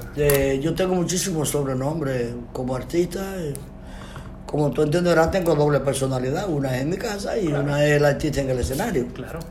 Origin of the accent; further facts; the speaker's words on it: San José de las Matas, Santiago Rodríguez, Dominican Republic; nací, nací, en San José Santiago Rodríguez, mi pueblo